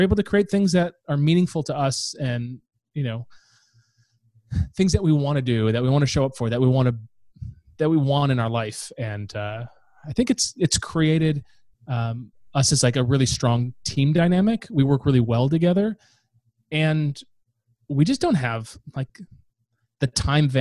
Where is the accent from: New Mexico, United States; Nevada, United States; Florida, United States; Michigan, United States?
Michigan, United States; Northern; moved away; I'm from Northern Michigan